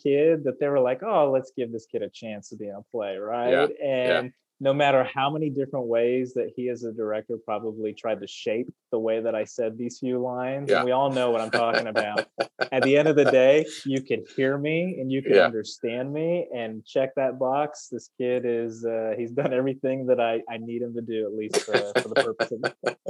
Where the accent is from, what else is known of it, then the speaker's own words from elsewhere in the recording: San Antonio, Texas, United States; also born or lived in New York; I am a Texan. And it took me a long time to admit that. But really, this is where I've lived the most. This is where most of my memories are.